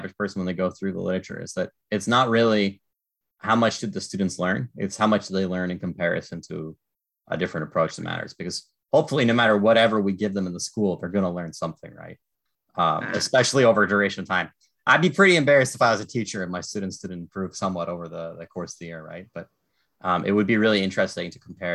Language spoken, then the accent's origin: English; Canada; as a Canadian teacher